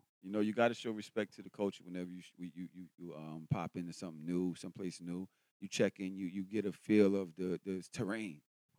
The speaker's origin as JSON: {"language": "English", "region": "New York", "country": "United States", "also_born_or_lived": "Brooklyn / Bronx", "said": "I'm from New York. And being able to come out here"}